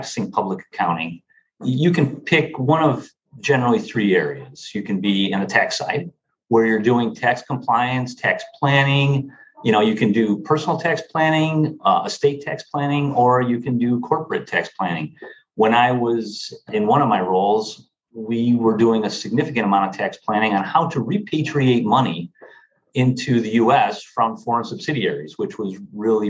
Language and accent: English; Marilla, New York, United States; I grew up in a small town outside of Buffalo, New York, Marilla, New York